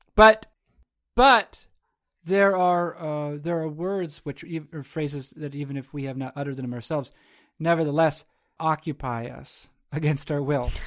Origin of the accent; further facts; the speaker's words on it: New England, United States; I not only live in, but I'm also, I hail from New England